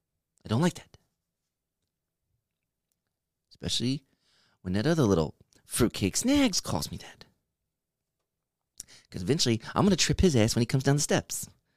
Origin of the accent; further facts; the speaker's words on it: East Coast, United States; I'm from the East Coast. That's all you need to know.